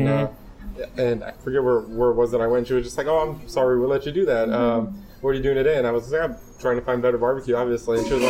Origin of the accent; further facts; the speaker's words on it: Los Angeles, California, United States; also born or lived in Fresno, United States; In LA. I lived in Northern California for a couple of years when my dad transferred up to Fresno.